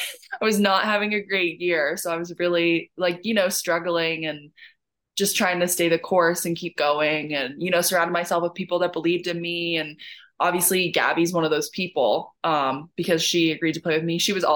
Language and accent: English; Canada; I think a lot of people know my story by now and know that I'm also Canadian.